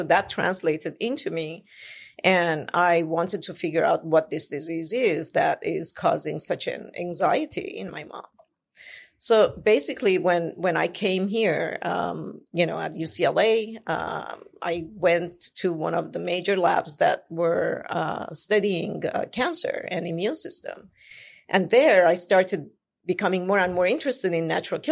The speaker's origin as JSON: {"language": "English", "country": "Iran", "tie": "born or raised there", "moved": "as an adult", "said": "I'm Armenian. I was born in Iran, and I left the country when I was 19 years old"}